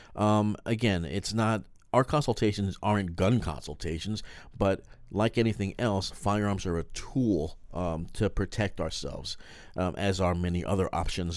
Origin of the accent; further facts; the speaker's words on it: New York, United States; being from a big city